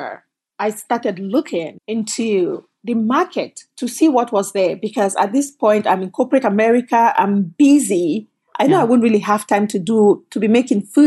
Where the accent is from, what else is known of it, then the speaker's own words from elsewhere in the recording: Cameroon; moved away as an adult; also born or lived in Canada; now in United States; I came from Cameroon, but I actually came from Canada. So I left Cameroon, went to college in Canada, and then left and came to the United States